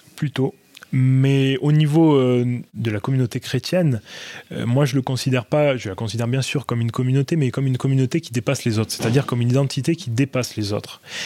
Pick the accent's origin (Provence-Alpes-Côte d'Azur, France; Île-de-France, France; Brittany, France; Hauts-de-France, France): Provence-Alpes-Côte d'Azur, France; Marseille; je suis né à Marseille, donc au début des années 90. Et euh, mes parents aussi sont également nés à Marseille. On, est à Marseille depuis euh, quatre générations